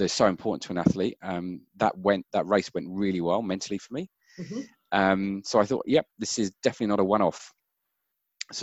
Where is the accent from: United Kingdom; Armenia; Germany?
United Kingdom; Brighton, South East England; moved away as an adult; also born or lived in Auckland / Wellington / Melbourne; now in Cambridge, New Zealand; So I grew up in the UK in a place called Brighton by the sea, and we live in the mighty Waikato in Cambridge.